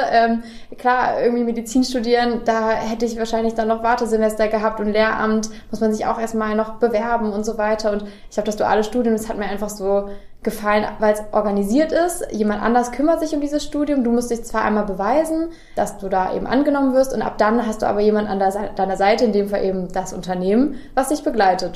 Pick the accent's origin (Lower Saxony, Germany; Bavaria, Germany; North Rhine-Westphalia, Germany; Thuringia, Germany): Lower Saxony, Germany; Göttingen; moved away; also born or lived in Kassel; Ich komme gebürtig aus Göttingen, ähm, habe zwar lange in Kassel gewohnt